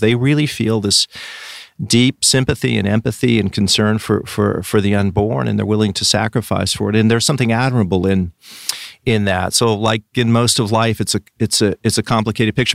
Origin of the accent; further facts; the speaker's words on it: Richland, Washington, United States; I grew up in, in a city called Richland, which is on the east side of the state, Washington State